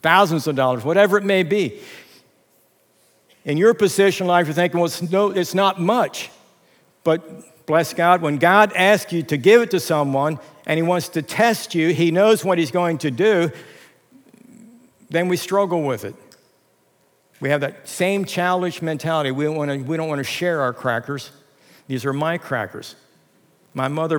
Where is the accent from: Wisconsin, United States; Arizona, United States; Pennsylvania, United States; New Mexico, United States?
Pennsylvania, United States; Lancaster County; moved away as an adult; now in Reading, United States; growing up in Lancaster County